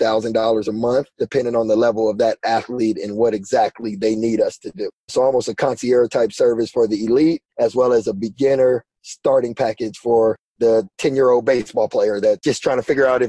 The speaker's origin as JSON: {"language": "English", "town": "Pasadena", "region": "California", "country": "United States", "tie": "born or raised there", "also_born_or_lived": "Las Vegas, Nevada", "moved": "as an adult", "said": "I grew up in Pasadena in Southern California"}